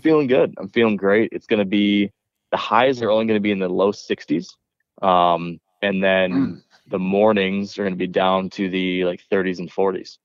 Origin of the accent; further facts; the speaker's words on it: Michigan, United States; growing up in Michigan, black bears were kind of uh, exotic